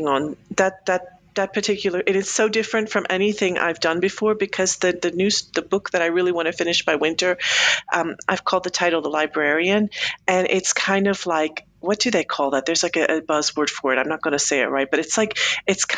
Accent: United States; moved away as an adult; also born or lived in Colombia; now in Switzerland; I'm American

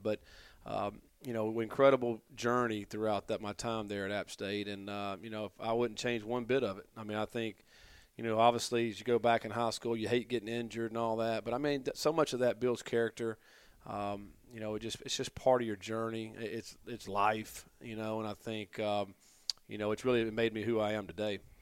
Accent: Durham, North Carolina, United States; also born or lived in Hillsborough, North Carolina; I grew up in Durham, uh, probably five minutes from Duke University. And, um, and then when I was in the seventh grade, my parents moved out

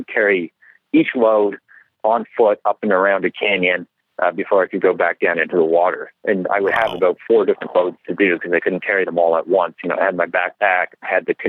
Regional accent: Canada; I'm Canadian

